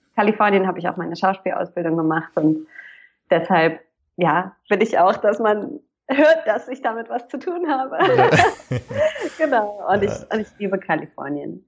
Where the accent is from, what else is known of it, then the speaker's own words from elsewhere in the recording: Hamburg, Germany; also born or lived in Pforzheim; ich bin eigentlich aus Hamburg, da bin ich groß geworden